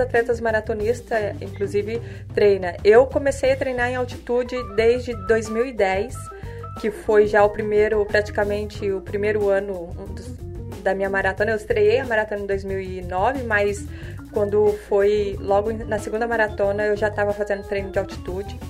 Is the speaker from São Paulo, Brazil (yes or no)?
yes; Cruzeiro, São Paulo, Brazil; eu moro eu sou da cidade de Cruzeiro, natural da cidade de Cruzeiro, uma cidade pequena, mas cheia de montanhas, rios, cachoeira, essas coisas gostosas de infância